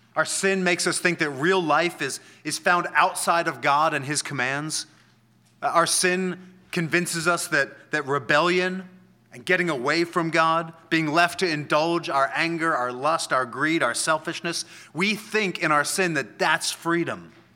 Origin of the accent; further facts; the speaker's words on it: Washington, District of Columbia, United States; I'm from D C.